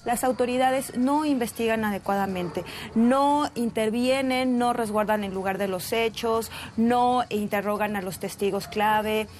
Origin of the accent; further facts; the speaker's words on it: Ecuador; Yo como ecuatoriana